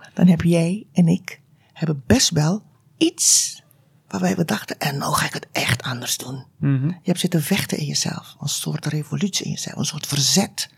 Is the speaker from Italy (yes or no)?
no; Aruba; moved away as an adult; now in Tilburg, Netherlands; Ik ben geboren op Aruba, uit Surinaamse ouders. En ehm, ik heb daar eigenlijk, uh, ben daar opgegroeid